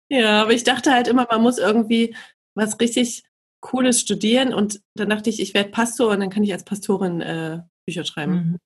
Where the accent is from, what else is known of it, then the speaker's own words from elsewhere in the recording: Leipzig, Saxony, Germany; ich komme aus Leipzig